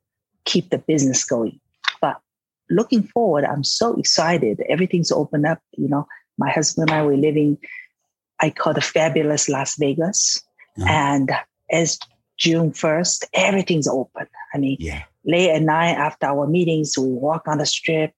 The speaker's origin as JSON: {"language": "English", "region": "Shanghai", "country": "China", "tie": "born or raised there", "also_born_or_lived": "San Francisco, United States", "moved": "yes", "said": "I was born in Shanghai, China, and moved to San Francisco, studied science, math, mathematics"}